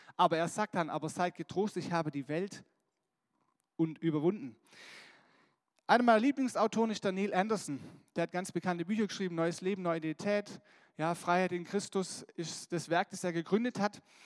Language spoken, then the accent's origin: German; Germany; wir als Deutsche